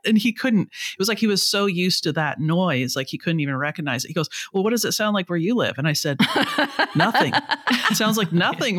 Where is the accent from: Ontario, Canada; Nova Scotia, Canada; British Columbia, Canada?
British Columbia, Canada; Vancouver; So I'm from Vancouver in the west coast of Canada.